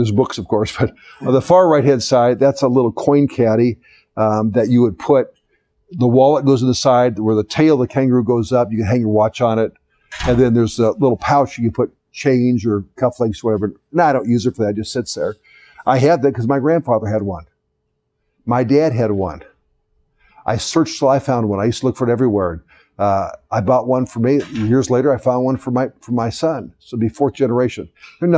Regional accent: the South, United States; I was born in the South

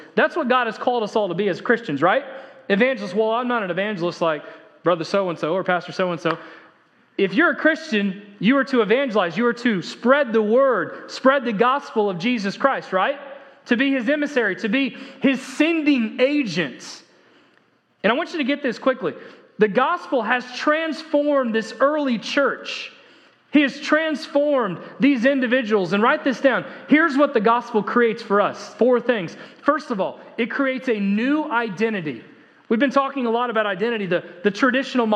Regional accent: United States; I am an American

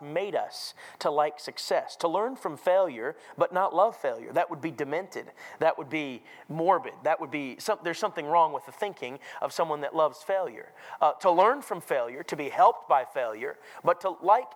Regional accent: Minnesota, United States; I grew up in Minnesota

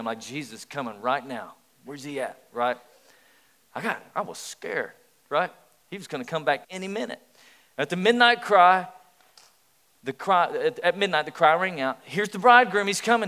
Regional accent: East Tennessee, United States; I grew up in East Tennessee

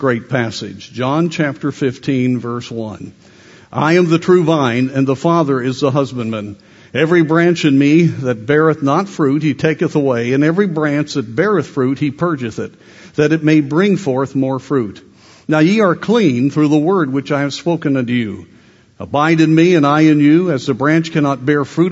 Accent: Colorado, United States; I grew up in Colorado

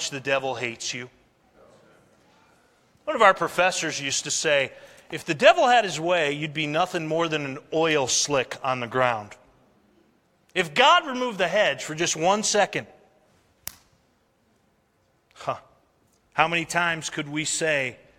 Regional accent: New England, United States; moved away; I'm from New England, and we have plenty of snow there, too.

